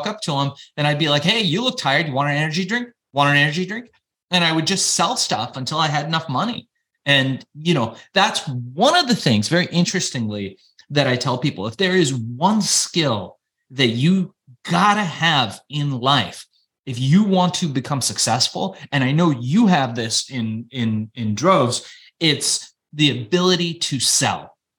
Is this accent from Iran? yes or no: yes; Iran; now in Los Angeles, United States; We were immigrants. You know, we came from Iran. We were Jewish Iranians, and my folks, fearing persecution, left Iran to come to the United States